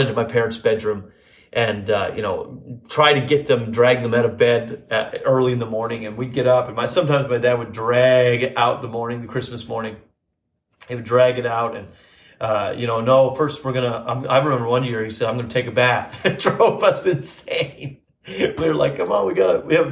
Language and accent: English; Northern Alberta, Canada; moved away; And home for me was Northern Alberta, Canada. I don't know if maybe you don't know, but I was born and raised in Canada.